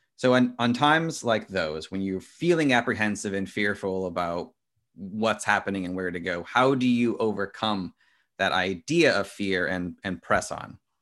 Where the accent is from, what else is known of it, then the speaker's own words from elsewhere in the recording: United States; as an American